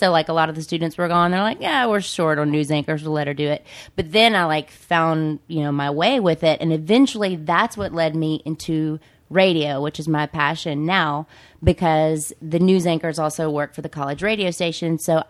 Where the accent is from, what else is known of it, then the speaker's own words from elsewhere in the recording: Mississippi, United States; come from Mississippi. But this, I've been here for so long now, even though you hear my accent, it's not like I just fell off the pumpkin truck.